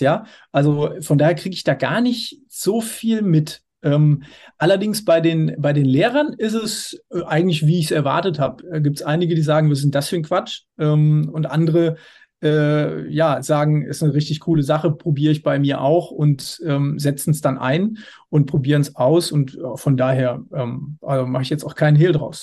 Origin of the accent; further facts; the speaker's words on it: Hersfeld-Rotenburg district, Hesse, Germany; moved away as an adult; now in Dortmund, Germany; Landkreis Hersfeld-Rotenburg aus meiner Heimat